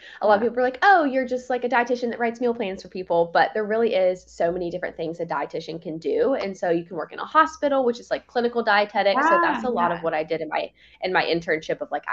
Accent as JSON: {"language": "English", "region": "Virginia", "country": "United States", "moved": "as an adult", "lives_now": "Florida, United States", "said": "I'm originally from Virginia"}